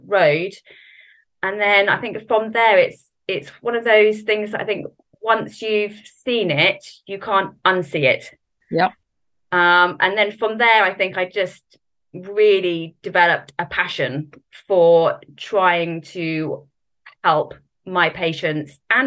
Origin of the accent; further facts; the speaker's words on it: Norfolk, East of England, United Kingdom; moved away as an adult; now in Southampton, United Kingdom; I'm originally from Norfolk and then moved a little bit after I was about 18 to pretty much down south